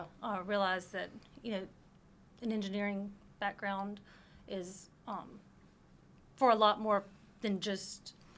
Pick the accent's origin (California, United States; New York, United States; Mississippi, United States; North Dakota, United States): Mississippi, United States; North; She's from Texas, and I am from North Mississippi.